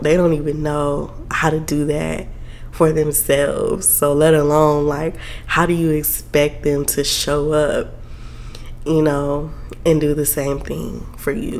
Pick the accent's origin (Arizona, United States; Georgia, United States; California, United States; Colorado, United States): Georgia, United States; South; now in Atlanta, United States; I'm from South Georgia, okay? Like, I grew up Baptist. My church back home